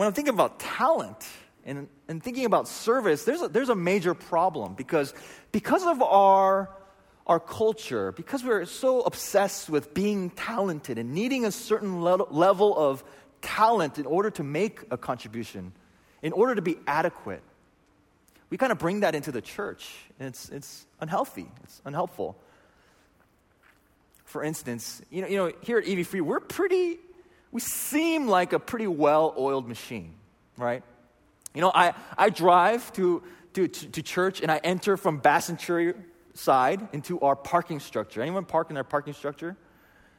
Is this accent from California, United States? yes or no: yes; San Diego, California, United States; I grew up in inland North County, San Diego